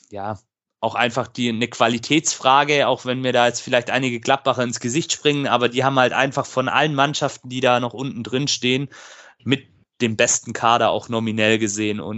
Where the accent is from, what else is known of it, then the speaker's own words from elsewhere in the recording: Stuttgart, Baden-Württemberg, Germany; Wir gucken natürlich auch als Stuttgarter gespannt auf dieses Spiel und schauen mal, was dabei rauskommt.